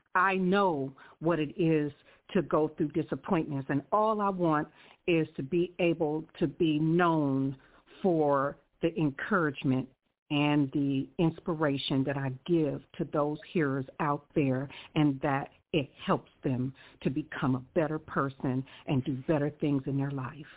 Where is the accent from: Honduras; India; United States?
United States; Columbus, Ohio; now in Riverside, United States; I was born in Columbus, Ohio